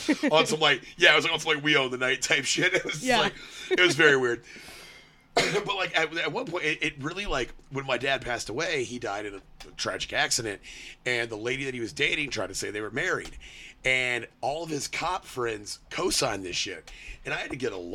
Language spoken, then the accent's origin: English; Austin, Texas, United States; my hometown in Austin